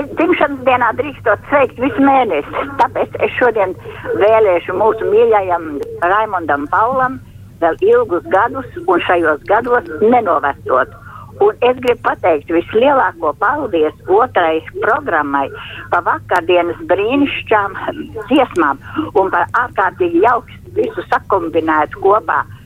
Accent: Latvia; es esmu latvietis

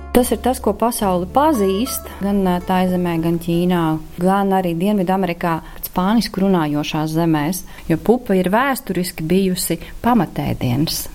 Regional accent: Kuldīga, Kurzeme, Latvia; moved away; Es esmu uzaugusi pie Kuldīgas, esmu lauku meitene, ir tāds ciemats Timale.

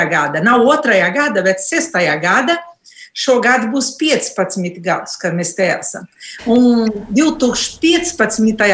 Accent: Brazil; moved away as an adult; now in Latvia; Es esmu brazīliete, ne, piedzimu Brazīlijā.

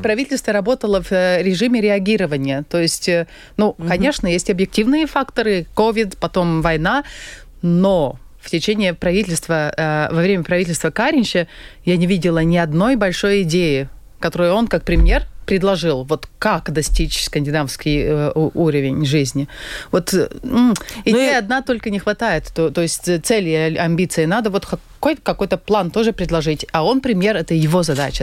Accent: Latvia; я родилась в очень богатой, в очень стабильной, в очень хорошей угу. стране

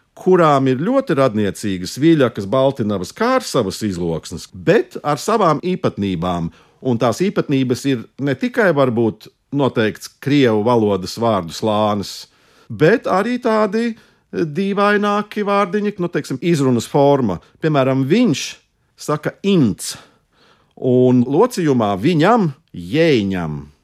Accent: Riga, Latvia; es esmu latviečs no Rīgas

